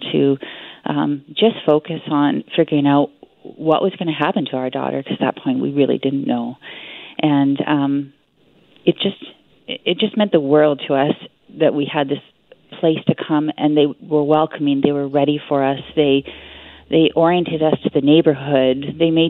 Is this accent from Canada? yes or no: yes; Whitehorse, Yukon, Canada; we're from Whitehorse, Yukon, so we're a long way away from our home and our friends and our family